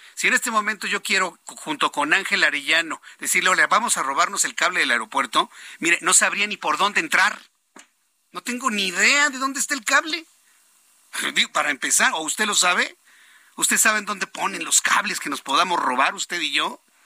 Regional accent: Mexico; a mí como mexicano

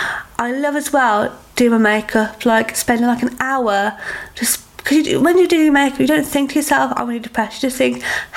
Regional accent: United Kingdom; as a nation, as a British woman, we don't accept help well.

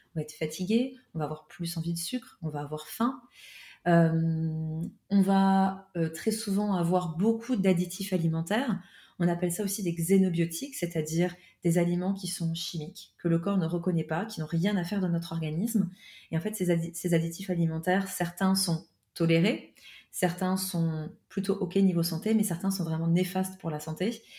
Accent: France; moved away; also born or lived in Switzerland; je suis française à la base

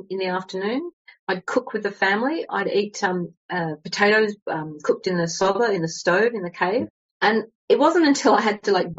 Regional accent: Sydney, New South Wales, Australia; moved away as an adult; also born or lived in London; now in Turkey; I come from Australia and and I went to uni, dropped out, got lots of jobs, and then went to Europe in my 20s. And I met a girl from Melbourne. I'm from Sydney

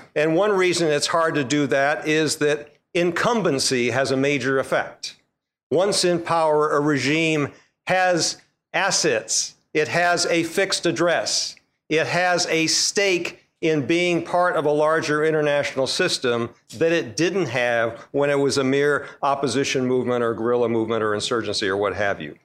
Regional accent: United States; we Americans

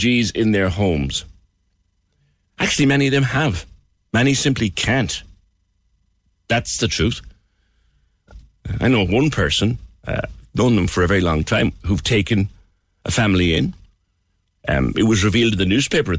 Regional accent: Cork, Munster, Ireland; as an Irishman, as a proud Corkman

